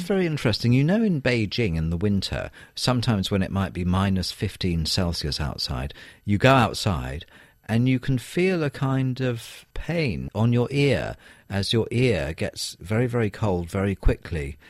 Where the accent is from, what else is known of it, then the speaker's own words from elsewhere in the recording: United Kingdom; I'm from Britain